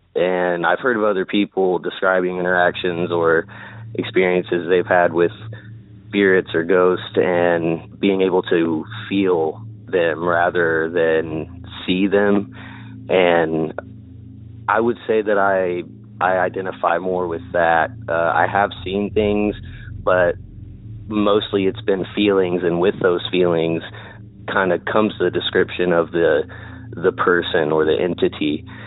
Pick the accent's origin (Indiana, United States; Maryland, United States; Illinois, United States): Indiana, United States; I'm from Indiana. Kind of lived all over the state, but predominantly in Indianapolis